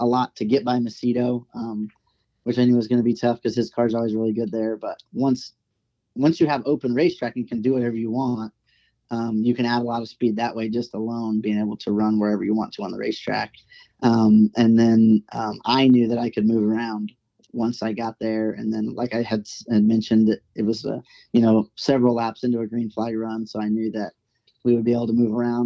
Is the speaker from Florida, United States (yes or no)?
no; Oklahoma, United States; I grew up in Oklahoma